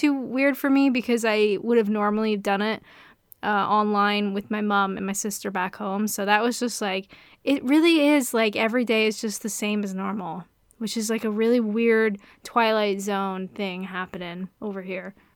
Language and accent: English; Canada; I'm Canadian.